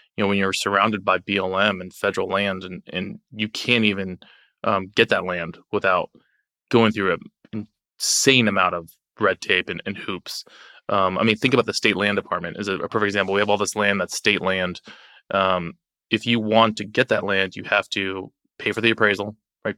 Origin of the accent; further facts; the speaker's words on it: Lake Havasu City, Arizona, United States; my hometown of Lake Havasu